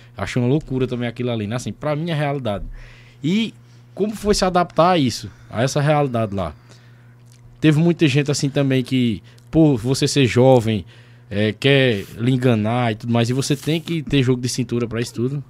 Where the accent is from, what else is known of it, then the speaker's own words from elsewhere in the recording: Sumé, Paraíba, Brazil; also born or lived in São Paulo; eu nasci em São Paulo em noventa e quatro, mas eu, minha família veio embora pra Sumé, eu tinha três anos de idade.